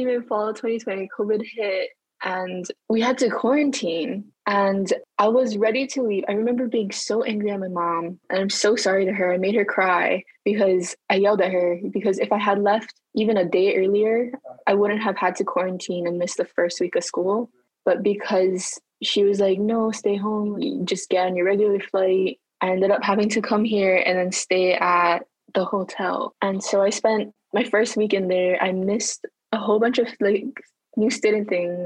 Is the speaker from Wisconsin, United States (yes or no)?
no; Hilo, Hawaii, United States; moved away as an adult; now in Syracuse, United States; I am from Hilo, Hawaii. I am a Native Hawaiian